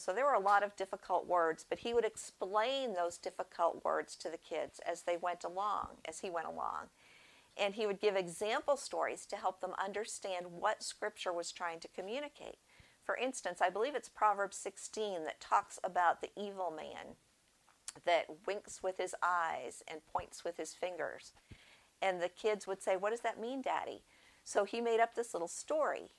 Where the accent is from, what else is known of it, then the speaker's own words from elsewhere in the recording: Northeast, United States; moved away; I grew up in the Northeast, and the gospel was kind of sparse up there, probably still is